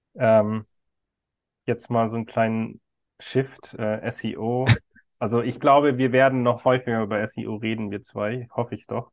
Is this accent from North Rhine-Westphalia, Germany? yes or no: no; Bavaria, Germany; ich bin ja aus Bayern